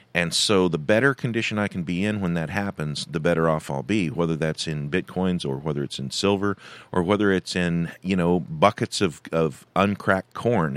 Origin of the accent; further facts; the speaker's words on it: California, United States; moved away; I was born in California. I've spent a lot of years living and working in California